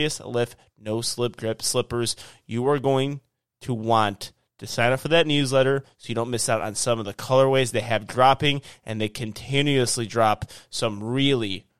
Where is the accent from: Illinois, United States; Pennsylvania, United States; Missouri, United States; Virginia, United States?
Illinois, United States; now in Houston, United States; I'm from Houston, or I live in Houston. I'm from Illinois